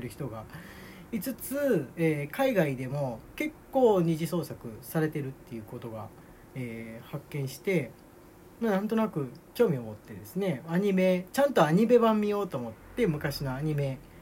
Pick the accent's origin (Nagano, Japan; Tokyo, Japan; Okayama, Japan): Tokyo, Japan; now in Nagoya, Japan; 東京に、えー、まあ、帰省してね、帰省って言ってもあの、自分の実家なんですけれども